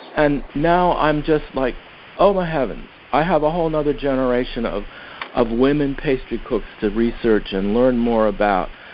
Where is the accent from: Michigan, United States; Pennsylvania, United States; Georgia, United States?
Pennsylvania, United States; Philadelphia; I'm from Philadelphia